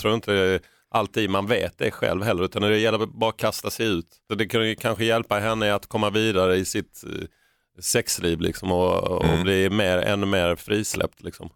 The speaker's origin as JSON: {"language": "Swedish", "region": "Skåne", "country": "Sweden", "said": "vi var från Skåne"}